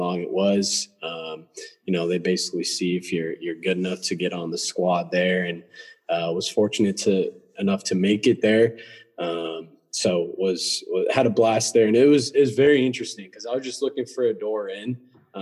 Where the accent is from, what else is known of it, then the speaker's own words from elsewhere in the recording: Redmond, Washington, United States; moved away as an adult; I grew up in Redmond, Washington.